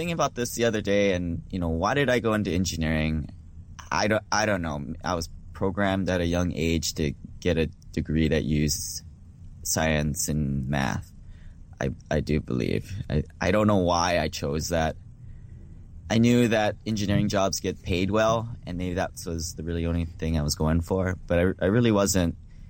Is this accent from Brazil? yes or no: no; Hawaii, United States; moved away as an adult; now in Seattle, United States; Yeah, so I grew up in Hawaii, moved to Seattle for college, went to the University of Washington